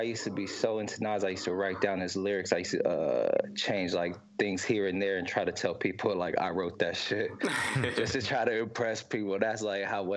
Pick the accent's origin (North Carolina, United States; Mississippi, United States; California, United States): California, United States; East Palo Alto; East Palo Alto. It's in the Bay Area in California